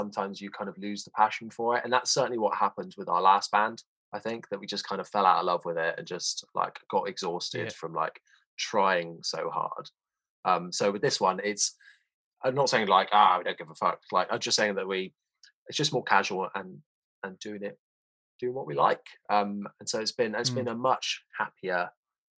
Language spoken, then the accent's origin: English; Somerset, South West England, United Kingdom; Born and bred in Somerset, me